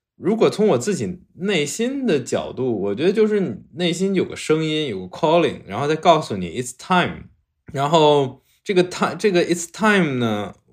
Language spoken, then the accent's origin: Chinese; Ningxia, China; moved away; 我老家是宁夏的